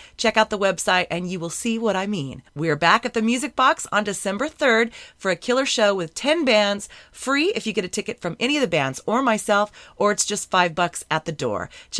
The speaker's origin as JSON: {"language": "English", "town": "Lancaster", "region": "California", "country": "United States", "tie": "born or raised there", "said": "Ian McCarter from my hometown of Lancaster, California, my desert brother."}